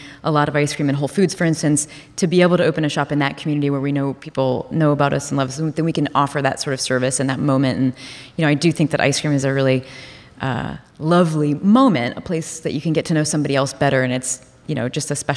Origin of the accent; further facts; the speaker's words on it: Columbus, Ohio, United States; I'm from Columbus, Ohio